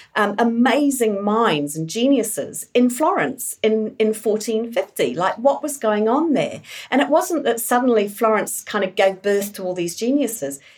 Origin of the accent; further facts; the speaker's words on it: England, United Kingdom; now in New Zealand; I grew up in England, born in New Zealand, grew up in England, um, part of the miners' strike in the eighties.